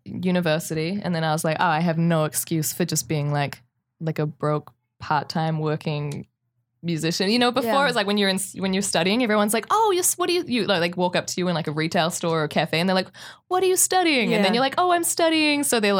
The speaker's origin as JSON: {"language": "English", "country": "New Zealand", "also_born_or_lived": "New York", "lives_now": "Los Angeles, United States", "said": "I'm foreign. I'm from New Zealand."}